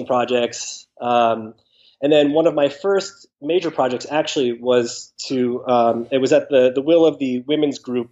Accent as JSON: {"language": "English", "region": "Connecticut", "country": "United States", "tie": "born or raised there", "said": "I'm originally from Connecticut. I grew up, from a young age through high school on the East Coast."}